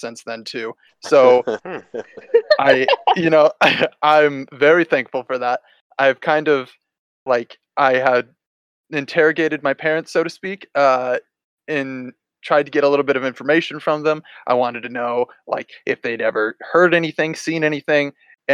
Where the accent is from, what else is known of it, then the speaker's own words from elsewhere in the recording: Dixon, Illinois, United States; moved away as an adult; back home, back to my hometown here in Dixon, Illinois